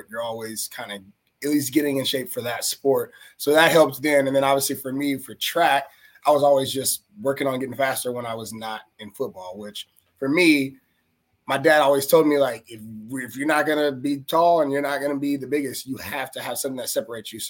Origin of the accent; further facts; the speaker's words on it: Houston, Texas, United States; also born or lived in Spring, Texas; I grew up in Houston until I got through middle school